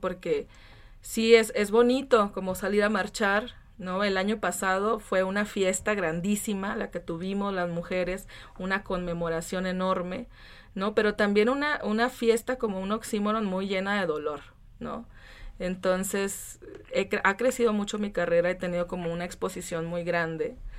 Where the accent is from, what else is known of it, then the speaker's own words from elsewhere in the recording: Francisco Madero, Coahuila, Mexico; yo vengo de Coahuila, de un lugar que se llama Francisco Madero, de muy chiquito, de Chávez. Está cerquita de Torreón.